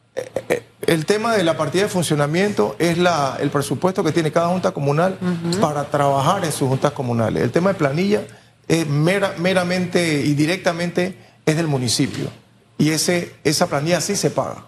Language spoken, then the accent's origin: Spanish; San Miguelito, Panama; Nosotros tenemos 50 años de vivir en el corregimiento, nunca nos hemos ido de ahí. Salimos de Cerroviento